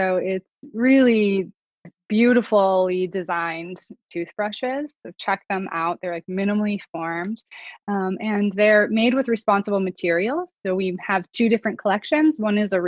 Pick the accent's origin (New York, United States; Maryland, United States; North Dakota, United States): North Dakota, United States; I was born in North Dakota in a small town